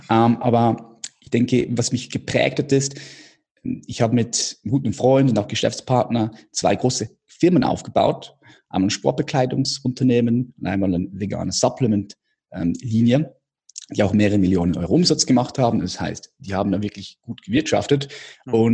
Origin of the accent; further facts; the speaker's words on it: Switzerland; Ich komme aus der Schweiz